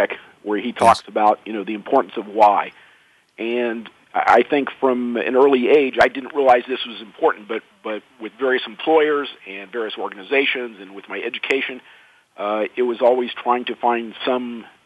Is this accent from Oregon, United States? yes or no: no; Indiana, United States; I was growing up in Indiana